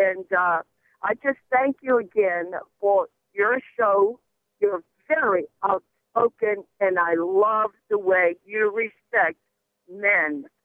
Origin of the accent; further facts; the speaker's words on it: Guatemala; born there; moved away; I am Spanish. I was born in Guatemala, Central America, 74 years ago.